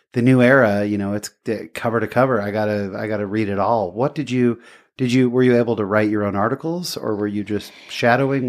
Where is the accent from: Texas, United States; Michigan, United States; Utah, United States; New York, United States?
Utah, United States; I'm from Utah